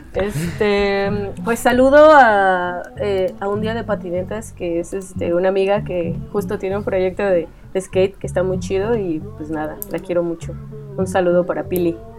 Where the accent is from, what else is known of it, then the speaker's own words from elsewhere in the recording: Ecatepec?, State of Mexico, Mexico; yo soy de Scali, el Estado de México